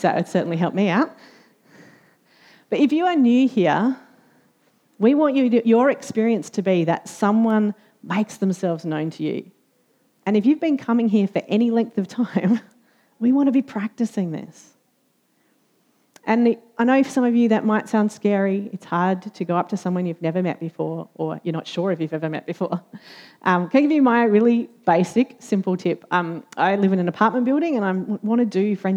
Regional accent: Australia; as an Australian

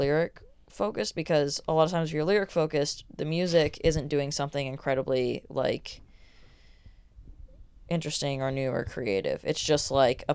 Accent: Oregon, United States; I'm from Oregon, so I just like grew up around weed all the time

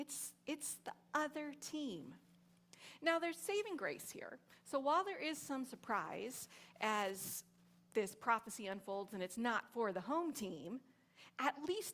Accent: Long Beach, California, United States; Like I say, oh, I'm from Long Beach, and people don't get it. I'm like, it's near LA.

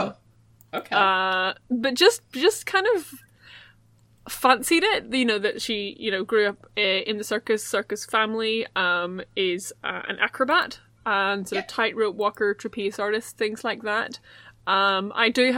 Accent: Ireland; accent: Irish; I'm the Irish one. You can tell my voice by the Irish accent.

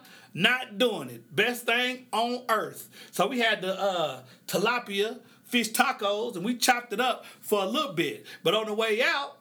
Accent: Oklahoma, United States; I grew up in the Midwest in Oklahoma.

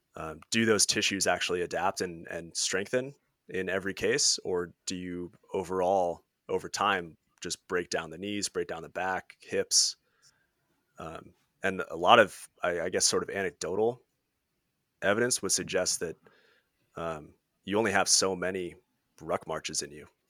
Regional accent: Washington, United States; I'm from Washington State.

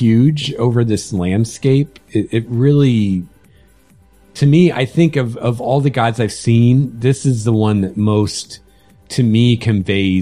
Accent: Indiana, United States; I grew up in Indiana

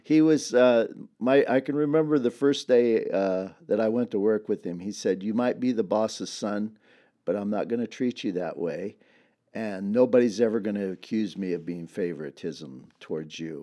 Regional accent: Dinuba, California, United States; I grew up in a town about twelve miles from here

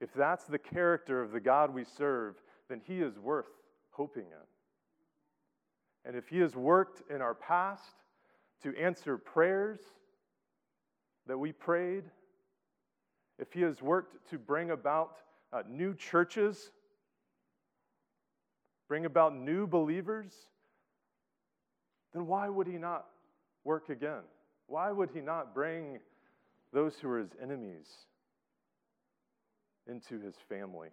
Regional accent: Atlanta, Georgia, United States; moved away as an adult; now in Boston, United States; I grew up in Atlanta, Georgia. Now that I'm in Boston and have persevered through 7 Boston winters

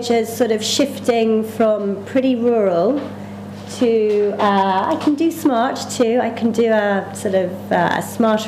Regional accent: England, United Kingdom; moved away as an adult; also born or lived in London; now in Ireland; I'm English, and before I lived here, I lived in London for 11 years

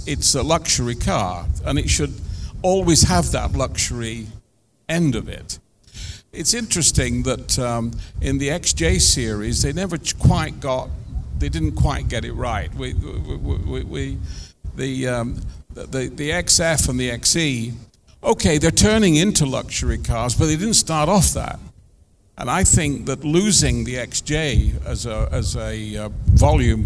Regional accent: Coventry, West Midlands, United Kingdom; I was brought up in Coventry. My parents moved to Coventry when I was still 14 or so.

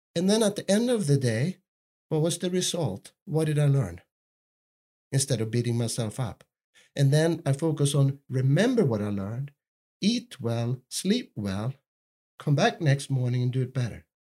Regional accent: Sweden; I grew up in Sweden

